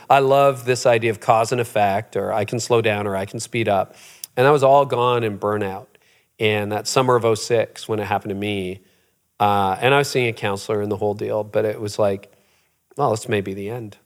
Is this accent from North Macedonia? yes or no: no; Canada; I was born in Canada, but my parents were both born in Holland